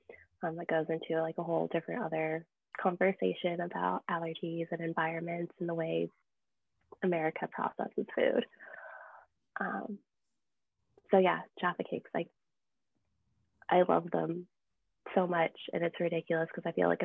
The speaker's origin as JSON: {"language": "English", "country": "United States", "said": "I'm also an American"}